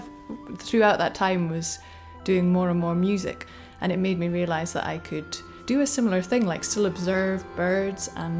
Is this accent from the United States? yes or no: no; Aberdeenshire, Scotland, United Kingdom; I grew up in Aberdeenshire